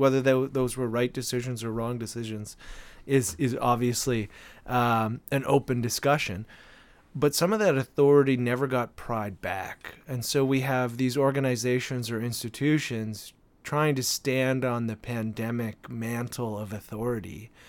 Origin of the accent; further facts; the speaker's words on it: Canada; I am a Canadian.